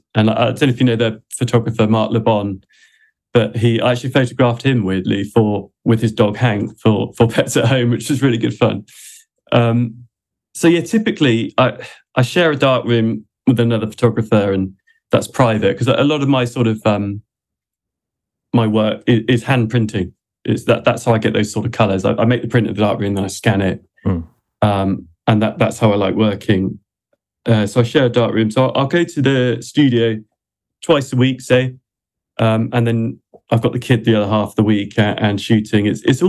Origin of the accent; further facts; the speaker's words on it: England, United Kingdom; born there; I'm not Welsh. I was born in England. My granddad was Welsh